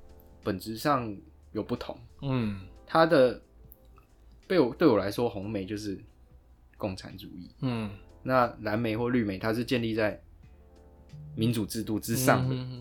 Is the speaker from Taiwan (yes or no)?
yes; Taiwan; 就像我可以说我是客家人啊，或是或是我是什么台湾人啊。